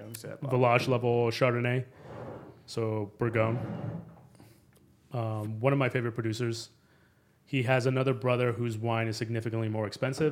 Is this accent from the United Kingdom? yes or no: no; Mexico City, Mexico; So I'm originally from Mexico City. My dad's dream is to eventually move back to Mexico City and open up a wine shop